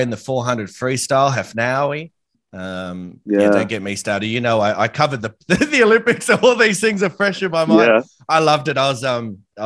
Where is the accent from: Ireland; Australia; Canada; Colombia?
Australia; as an Australian